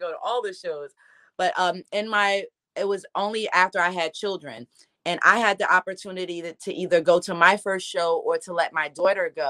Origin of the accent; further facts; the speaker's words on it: Newark, New Jersey, United States; I'm from Newark, New Jersey